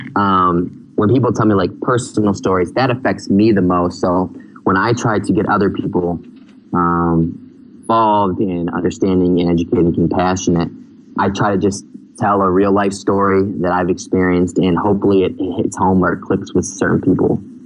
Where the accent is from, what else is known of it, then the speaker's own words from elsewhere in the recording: Michigan, United States; moved away as an adult; now in Phnom Penh, Cambodia; I grew up in Michigan